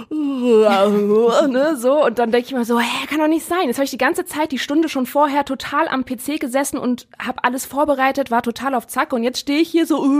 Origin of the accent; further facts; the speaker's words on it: Neuss, North Rhine-Westphalia, Germany; moved away as an adult; now in Essen, Germany; ich bin am ähm, 23. Dezember, einen Tag vor Weihnachten 1990 ähm, in Neuss geboren. Bei Düsseldorf ist das eine, eine Region und Stadt. Ähm, ja, und da komme ich her.